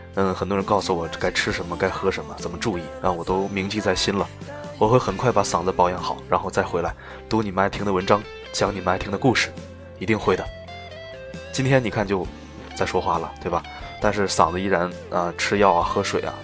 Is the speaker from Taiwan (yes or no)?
no; China; 作为中国人